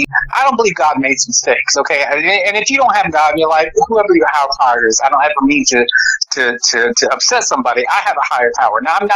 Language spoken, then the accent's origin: English; Portsmouth, Virginia, United States; born there; I was born originally in Portsmouth, Virginia. I'm from the East Coast.